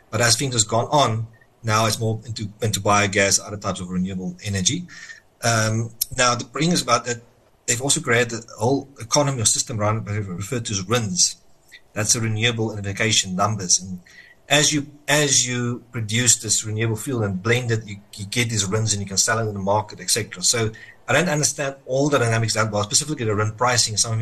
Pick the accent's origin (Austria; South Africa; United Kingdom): South Africa; I think the problem for me as a South African investor is how much are we going to be diluted